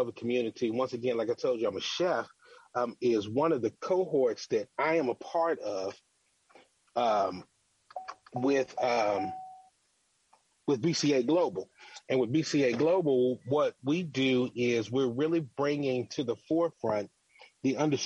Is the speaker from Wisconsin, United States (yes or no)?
no; Louisville, Kentucky, United States; moved away; I have been in my hometown of Louisville, Kentucky for the last few days.